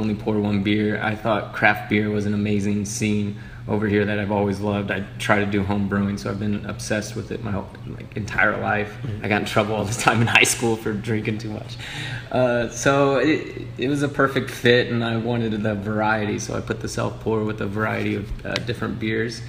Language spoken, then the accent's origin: English; Harrisonville, Missouri, United States; also born or lived in Rolla, Missouri / Kansas City; I grew up in Harrisonville, Missouri, just south of here.